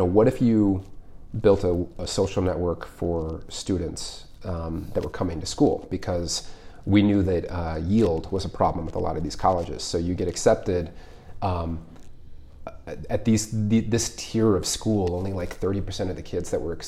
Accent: Colorado Springs, Colorado, United States; moved away as an adult; also born or lived in Boulder / Seattle; Colorado. I grew up in Colorado Springs

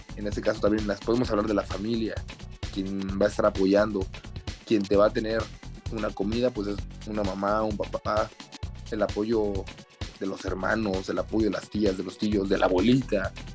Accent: Mexico; como, como mexicano

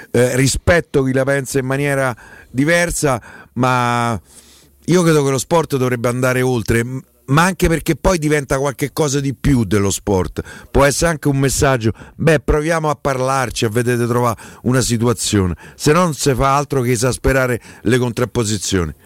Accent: Rome, Lazio, Italy; sono cresciuto a Largo Vercelli, ci sono stato quasi 30 anni

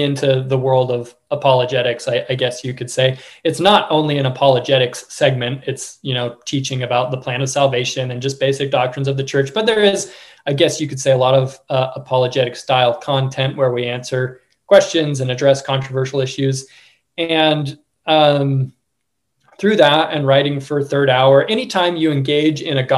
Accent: Oregon, United States; I grew up in Oregon

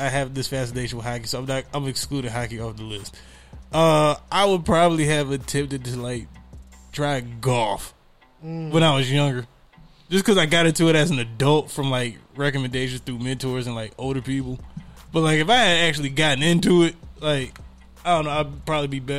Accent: Detroit, Michigan, United States; the area that we lived in, it wasn't a bad part of Detroit

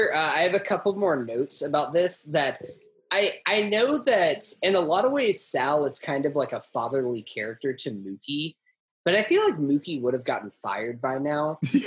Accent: Brooklyn, New York, United States; born there; It's just like, go back to Massachusetts. I was born in Brooklyn.

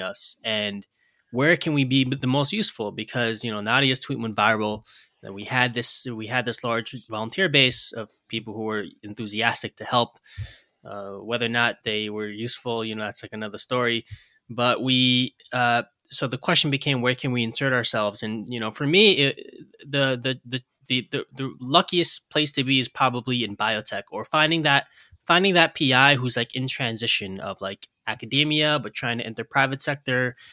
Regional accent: New York City, New York, United States; I'm a lifelong New Yorker. You know, I was born and raised in Brooklyn

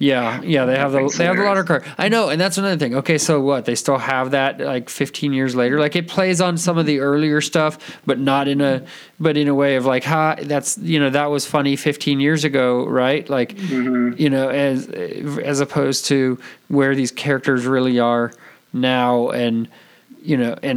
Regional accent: Bay Area, California, United States; I'm from the Bay Area. I live in Napa.

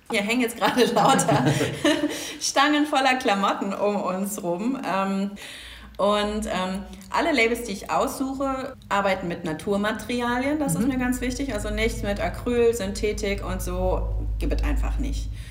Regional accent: Southern Germany, Germany; ich habe Roberta Organic Fashion auf der Nordstraße im schönen Pamperfort und ich komme eigentlich aus Süddeutschland. Was man mir zum Glück, so sagt man, nicht mehr anhört.

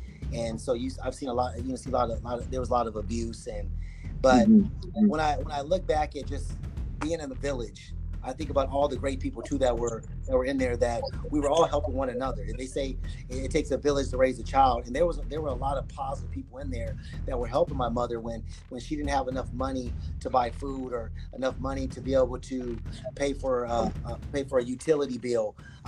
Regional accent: Riverside, California, United States; growing up in Riverside and in a very poor area

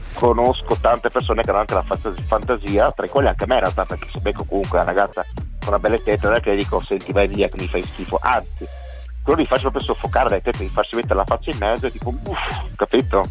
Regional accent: Cervignano del Friuli, Friuli-Venezia Giulia, Italy; also born or lived in Trieste; sono nato a Trieste ma abito da una vita, appunto da quando sono nato praticamente a Cervignano

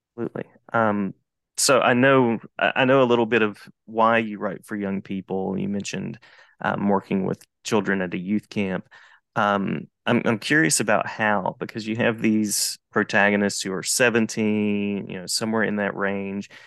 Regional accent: West Virginia, United States; born or raised there; now in North Carolina, United States

